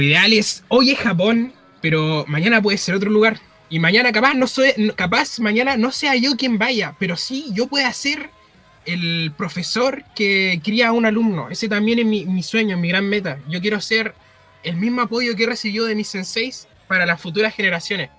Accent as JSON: {"language": "Spanish", "town": "Penco", "region": "Biobío", "country": "Chile", "said": "soy de Penco."}